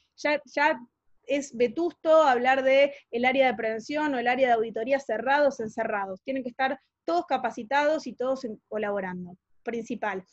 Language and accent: Spanish; Argentina